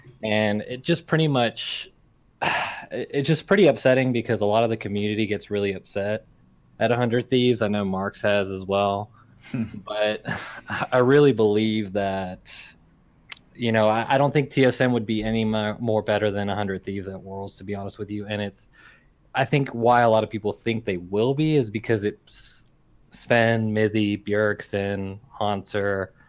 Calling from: Mobile, Alabama, United States; I am calling from Mobile, Alabama.

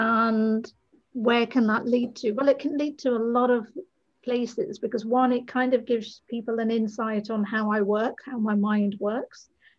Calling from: Brighton, South East England, United Kingdom; I'm in the south of England, a place called Brighton, and I'm so fortunate to be by the sea.

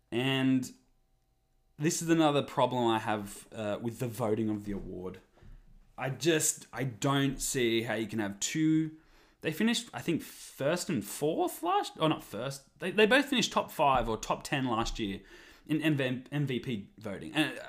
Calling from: Vancouver, British Columbia, Canada; I will tell everyone I'm recording this from Canuck Heartland, Vancouver, BC, Canada.

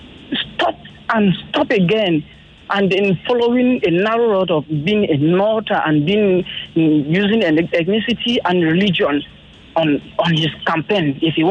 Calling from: Ikoyi, Lagos, Nigeria; I'm calling from Ikoyi.

